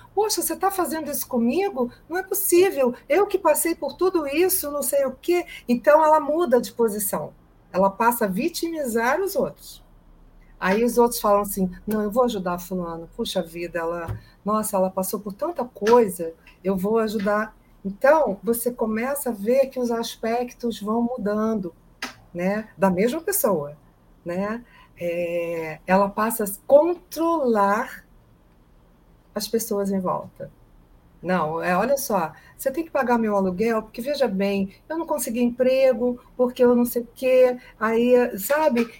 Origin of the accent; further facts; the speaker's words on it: Brazil; o meu país, onde eu nasci, o país que eu amo